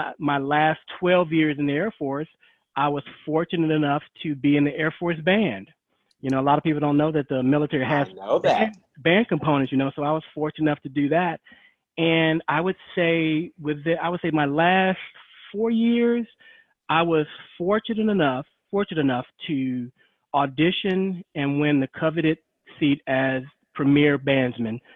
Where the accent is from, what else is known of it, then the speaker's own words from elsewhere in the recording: Gary, Indiana, United States; I'm from Gary, Indiana. Love my hometown.